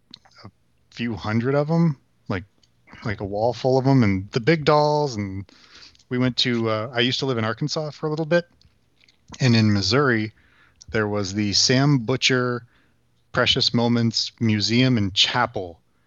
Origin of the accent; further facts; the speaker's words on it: Germany; also born or lived in United States; my parents met in Germany in the 70s, and I'm from there, but I was born in the States.